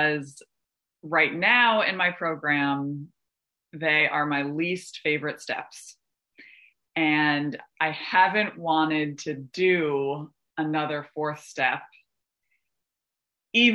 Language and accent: English; Westchester, New York, United States; I'm from Westchester, that's where I came into program, in New York